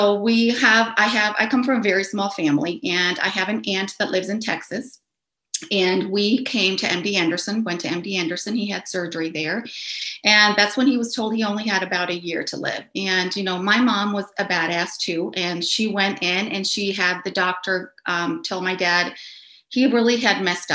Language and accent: English; Caracas, Capital District, Venezuela; I grew up in Caracas, Venezuela